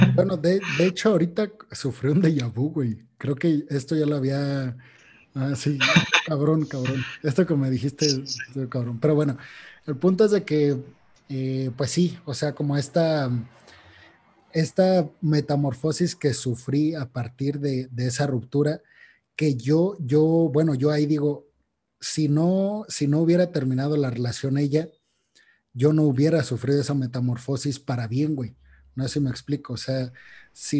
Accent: Mexico; a los mexicanos

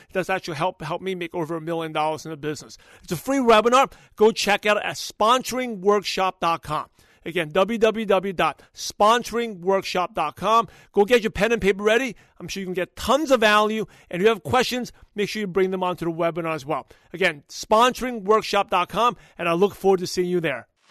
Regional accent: New York City, New York, United States; I'm from Brooklyn, New York

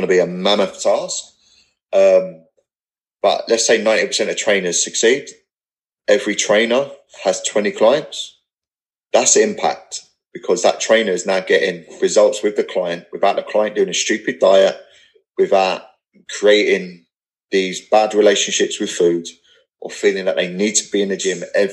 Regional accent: England, United Kingdom; accent: not posh English; I'm not posh Englishman

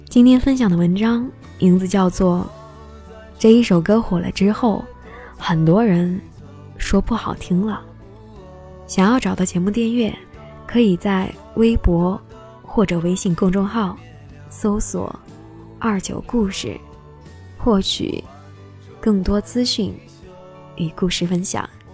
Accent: Chengdu, Sichuan, China; 我来自于成都

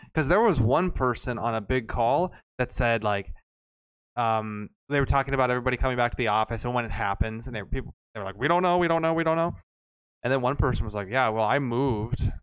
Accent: Arlington, Texas, United States; moved away; I was born in Arlington.

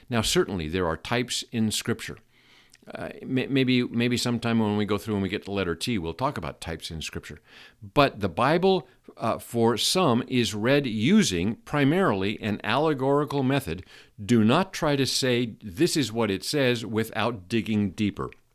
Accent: Seattle, Washington, United States; I grew up in Seattle

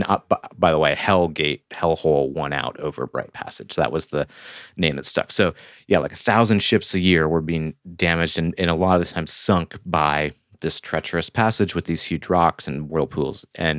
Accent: Flint, Michigan, United States; now in Brooklyn, United States; so I live in Brooklyn, New York, and I'm from Michigan, near the Flint area.

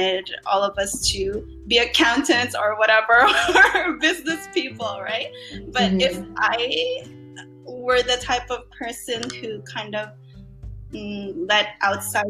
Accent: Philippines; growing up in the Philippines

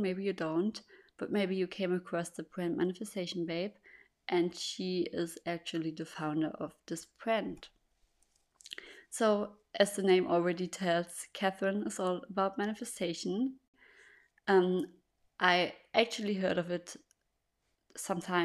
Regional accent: Germany; English is a second language; I'm born and raised in Germany, and that's also where I live.

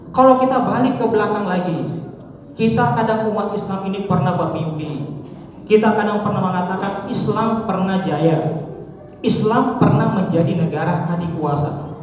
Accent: South Sulawesi, Indonesia; Kita di sini mengenal ada konsep siri, malu. Betul ya? Konsep kita orang Sulsel itu adalah konsep malu.

